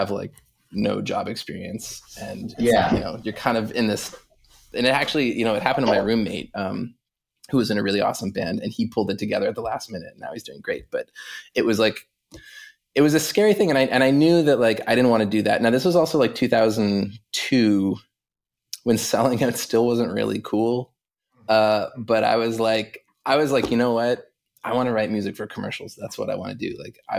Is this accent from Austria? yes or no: no; Halifax, Nova Scotia, Canada; I grew up in Halifax, Nova Scotia, on the east coast of Canada